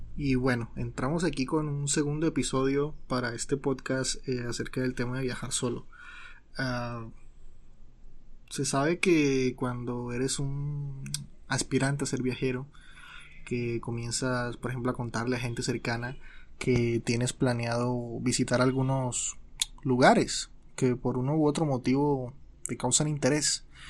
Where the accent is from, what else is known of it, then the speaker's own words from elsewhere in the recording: Colombia; soy colombiano